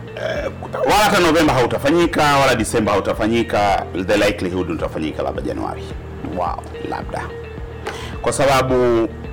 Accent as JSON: {"language": "Swahili", "country": "Tanzania", "said": "taifa letu"}